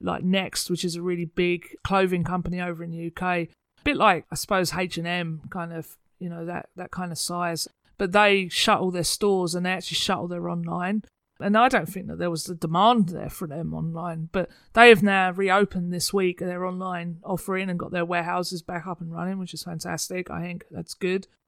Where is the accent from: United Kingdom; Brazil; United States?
United Kingdom; moved away; being a Brit